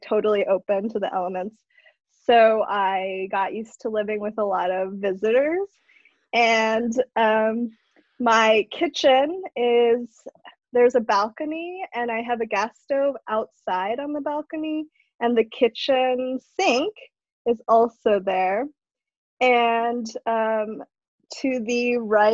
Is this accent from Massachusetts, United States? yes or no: no; Madison, Wisconsin, United States; also born or lived in Manado, Indonesia / Japan / China; I'm basically a tourist in my hometown